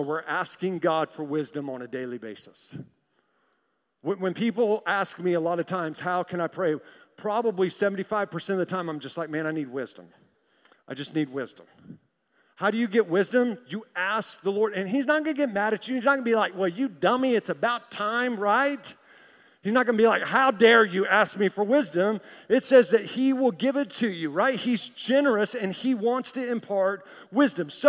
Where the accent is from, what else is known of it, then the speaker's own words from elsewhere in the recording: Tulsa, Oklahoma, United States; I'm from Tulsa